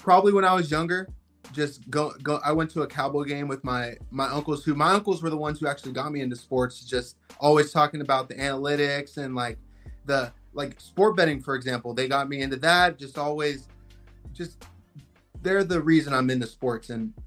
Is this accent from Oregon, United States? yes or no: no; San Antonio, Texas, United States; growing up in Texas, I'm from San Antonio